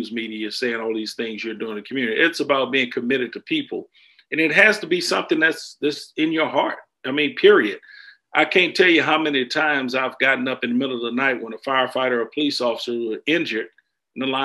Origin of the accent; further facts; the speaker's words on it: Houston, Texas, United States; I am from Houston, Texas. Grew up in the public school system.